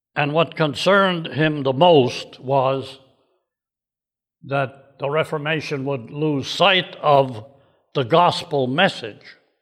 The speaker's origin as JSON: {"language": "English", "town": "Waukegan", "region": "Illinois", "country": "United States", "tie": "born or raised there", "said": "Saint Mark's Lutheran Church in Waukegan, Illinois, my hometown"}